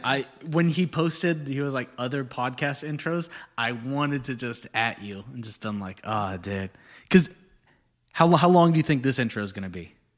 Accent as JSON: {"language": "English", "town": "Corpus Christi", "region": "Texas", "country": "United States", "moved": "yes", "said": "I'm from Corpus, which is basically Houston"}